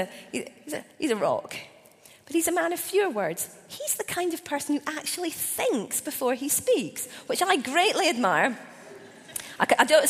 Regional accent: Scotland, United Kingdom; as a Scottish person, 6 months after I'd become a Christian

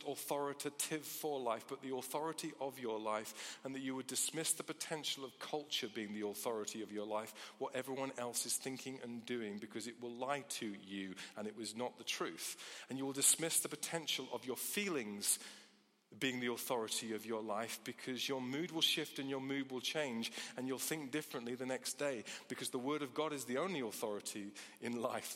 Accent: United Kingdom; as British people

